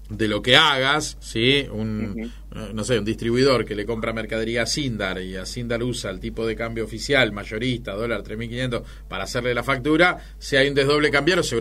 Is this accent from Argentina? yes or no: yes; Argentina; viviendo en la Argentina y siendo argentino